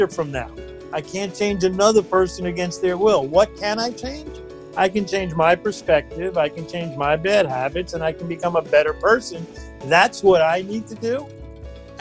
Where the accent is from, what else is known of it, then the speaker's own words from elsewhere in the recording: New York, United States; I'm from New York.